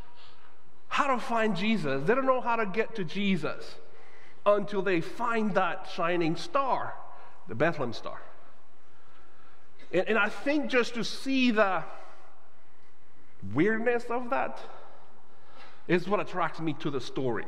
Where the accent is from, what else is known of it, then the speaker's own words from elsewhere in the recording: Guadalajara, Jalisco, Mexico; now in United States; I am Mexican-born. I grew up in Guadalajara, Mexico